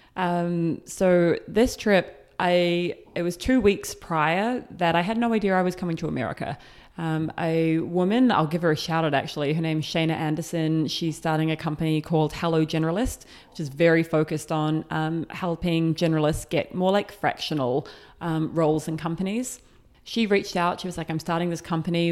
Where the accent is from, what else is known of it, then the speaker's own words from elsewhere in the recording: New Zealand; moved away as an adult; I am from New Zealand. I left when I was twenty.